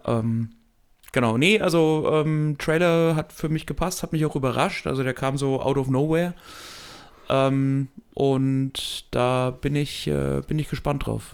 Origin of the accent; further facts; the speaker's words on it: Germany; als Deutscher